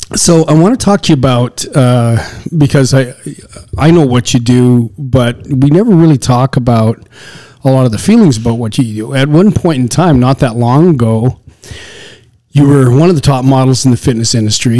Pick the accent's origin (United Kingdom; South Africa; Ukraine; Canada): Canada; Canadian Prairies; moved away as an adult; also born or lived in the desert (US Southwest); You and I were raised in the on the Canadian prairie 40 below winters